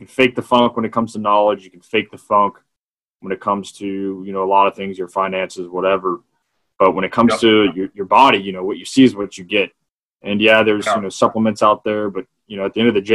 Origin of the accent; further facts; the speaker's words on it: Hunt, Texas, United States; also born or lived in Austin, Texas; Roddy Tree, I've lived there since I was 4 years old